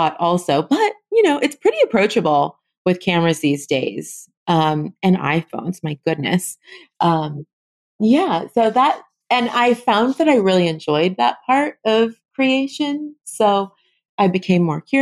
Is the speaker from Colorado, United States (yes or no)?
no; Los Angeles, California, United States; moved away as an adult; now in New Orleans, United States; I moved from Los Angeles to New Orleans in 2014. And my family lives in Los Angeles. It's where I grew up